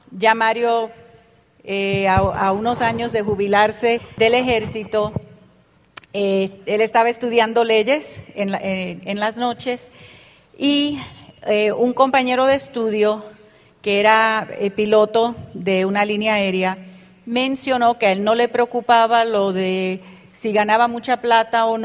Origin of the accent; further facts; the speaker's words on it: Panama; born there; Yo nací en Panamá de padres puertorriqueños. Mi papá era militar y estaba asignado a una base militar en Panamá. Y allí nacimos mi hermano y yo.